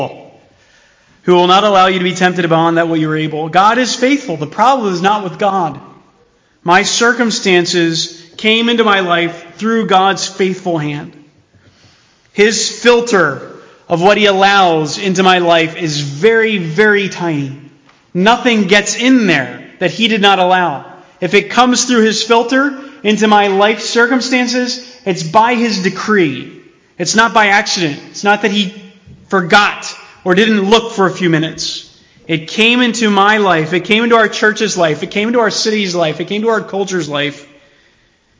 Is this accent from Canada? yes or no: no; United States; as American Christians